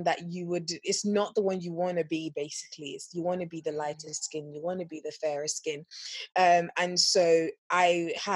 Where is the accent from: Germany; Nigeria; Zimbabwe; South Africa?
Nigeria; moved away; I grew up in Nigeria for about 9 years of my life and of my formative years